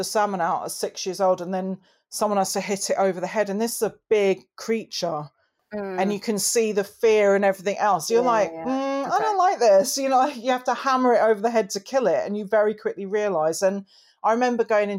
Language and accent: English; Glenshee, Highlands of Scotland, United Kingdom; moved away; also born or lived in St Albans, England; I grew up in the Highlands of Scotland